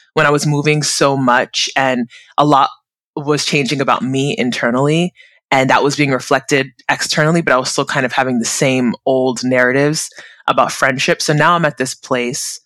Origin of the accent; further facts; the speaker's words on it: United States; also born or lived in South Korea / Abu Dhabi, UAE / Mexico / Portugal; I'm originally Nigerian American, born and bred in the US, but I'm currently in California, where my family home is